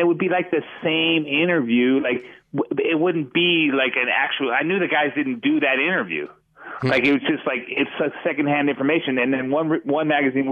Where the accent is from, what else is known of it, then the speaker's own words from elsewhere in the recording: Orange County, California, United States; now in Las Vegas, United States; I was born in Orange County. California